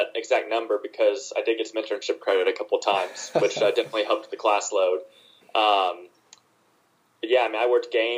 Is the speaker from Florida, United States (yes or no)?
no; Spartanburg, South Carolina, United States; my hometown of Spartanburg, South Carolina